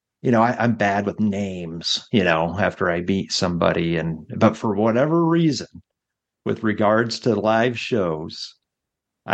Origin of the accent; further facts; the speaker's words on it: Nebraska, United States; now in Michigan, United States; growing up in Nebraska, there was no amphitheater